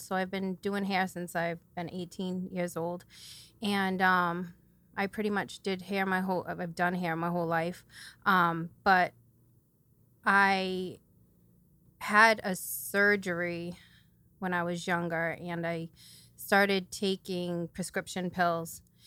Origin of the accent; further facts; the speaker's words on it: New Bedford, Massachusetts, United States; I'm from New Bedford, so I've lived here my whole life